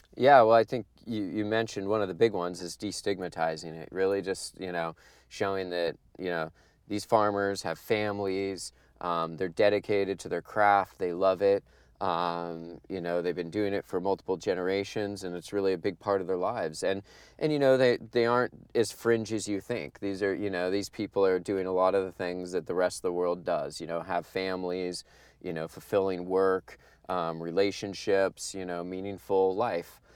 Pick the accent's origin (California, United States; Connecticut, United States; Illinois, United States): California, United States; Humboldt County; growing up in Humboldt County